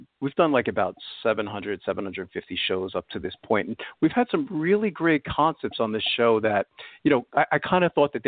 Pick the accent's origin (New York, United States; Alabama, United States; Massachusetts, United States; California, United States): New York, United States; New York City; now in Pennsylvania, United States; I'm originally from Brooklyn, New York, Carroll Gardens area